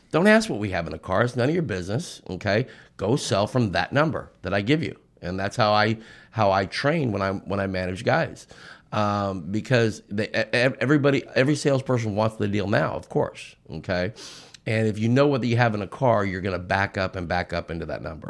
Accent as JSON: {"language": "English", "area": "outside of Los Angeles", "region": "Southern California", "country": "United States", "tie": "born or raised there", "said": "I'm from Southern California, a little bit out, outside of Los Angeles, and I grew up in the thick of it"}